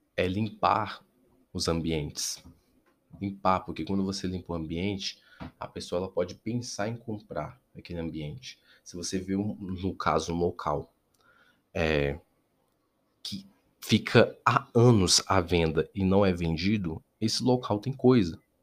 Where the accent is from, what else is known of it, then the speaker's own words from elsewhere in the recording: Brasília, Federal District, Brazil; eu sou aqui de Brasília